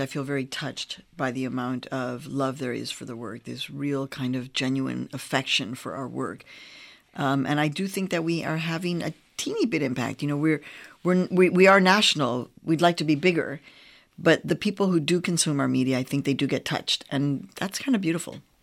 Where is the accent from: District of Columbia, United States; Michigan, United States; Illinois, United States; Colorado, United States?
Illinois, United States; Chicago; also born or lived in Mexico; I was born in Mexico. I was raised on the south side of Chicago.